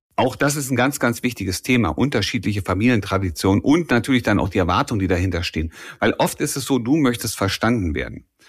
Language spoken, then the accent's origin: German; Germany; deutsche Pünktlichkeit. Das ist ein kulturelles Gut, das wir hier bei uns haben